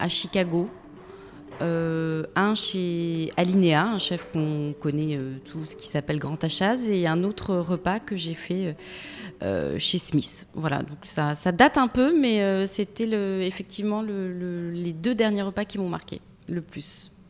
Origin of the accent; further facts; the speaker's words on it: Metz, Grand Est, France; also born or lived in Tarbes / Toulouse; Je suis née à Tarbes, j'ai été élevée entre Metz et Toulouse.